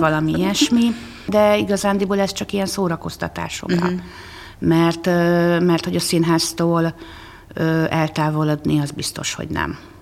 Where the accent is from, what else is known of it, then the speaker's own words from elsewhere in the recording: Székesfehérvár, Fejér, Hungary; Sokat megyek azon a lakótelepen, ahol én fölnőttem